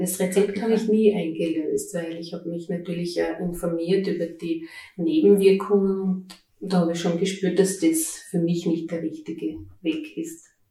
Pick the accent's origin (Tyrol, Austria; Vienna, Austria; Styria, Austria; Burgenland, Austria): Styria, Austria; Ich bin eine äh, stolze Steirerin mit 46 Jahren